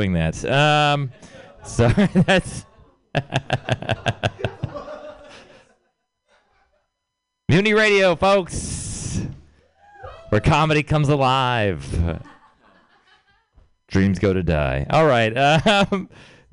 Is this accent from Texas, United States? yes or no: yes; Texas, United States; I'm from Texas